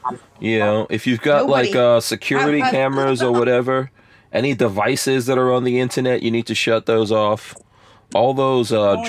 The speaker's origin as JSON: {"language": "English", "region": "New York", "country": "United States", "tie": "born or raised there", "moved": "yes", "said": "I mean, I grew up in New York, so I've driven in the snow."}